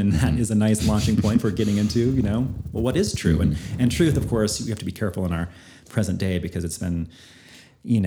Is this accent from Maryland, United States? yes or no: no; Northern Idaho, United States; I grew up in Northern Idaho, very conservative